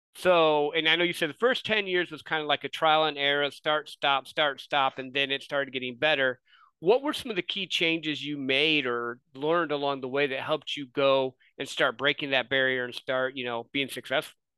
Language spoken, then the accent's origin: English; Midwest, United States; I grew up in the Midwest